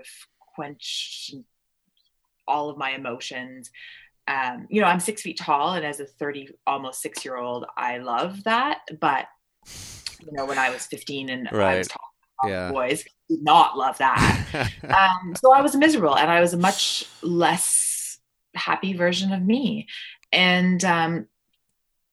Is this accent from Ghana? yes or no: no; Ontario, Canada; also born or lived in Toronto, Ontario / Stratford, Ontario / London, Ontario / Niagara-on-the-Lake, Ontario; Although I was born in Toronto, I lived in, you know, Stratford, Ontario, and London, Ontario, and Niagara-on-the-Lake, and all these little places